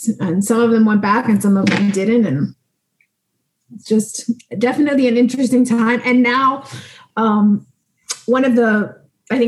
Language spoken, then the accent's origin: English; Miami, Florida, United States; I am from Miami, Florida